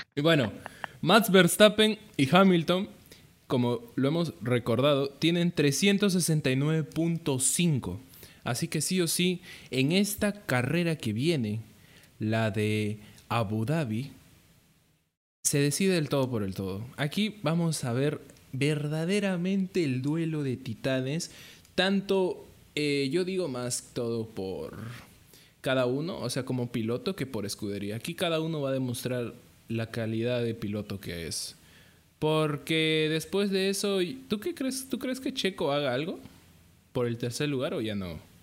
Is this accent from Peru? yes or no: yes; Peru; aquí en Perú, para los que no sepan, somos peruanos